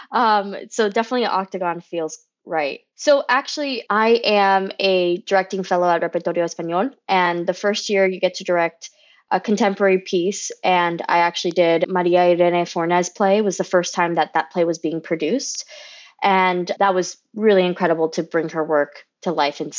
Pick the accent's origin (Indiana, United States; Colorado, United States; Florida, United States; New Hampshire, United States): Florida, United States; Kissimmee; I am a first generation Cuban American director and producer. I grew up in Kissimmee, Florida. I like to say Mickey's armpit about 10 minutes away